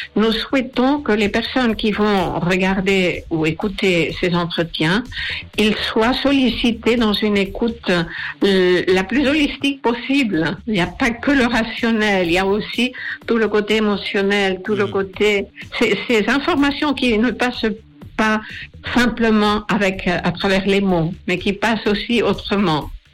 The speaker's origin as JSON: {"language": "French", "country": "Spain", "moved": "yes", "said": "J'ai été journaliste pendant presque 25 ans, surtout à la télé en Espagne, je suis espagnole"}